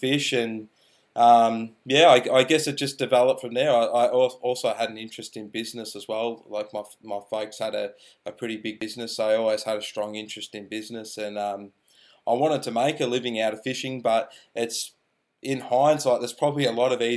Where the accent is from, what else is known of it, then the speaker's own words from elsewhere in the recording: Shepparton, Victoria, Australia; I'm from Shepparton, Victoria. I grew up in Shep as a teenager